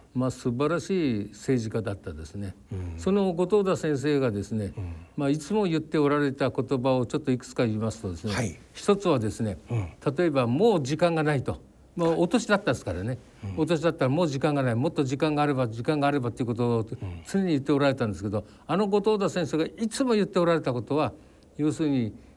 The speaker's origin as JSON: {"language": "Japanese", "town": "Nihonmatsu", "region": "Fukushima", "country": "Japan", "tie": "born or raised there", "moved": "yes", "said": "私の育った福島県二本松"}